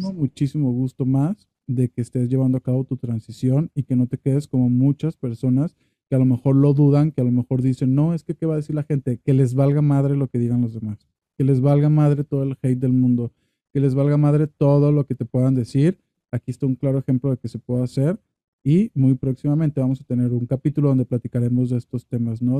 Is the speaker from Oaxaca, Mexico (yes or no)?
no; Dimas, Sinaloa, Mexico; now in Guadalajara, Mexico; yo también nací en un pueblo, ¿no? Es un pueblo que ni, van a conocer, se llama Dimas en Sinaloa